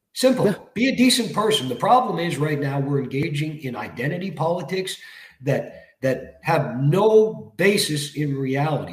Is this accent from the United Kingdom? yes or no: no; Toronto, Ontario, Canada; I grew up in Scarborough as a little kid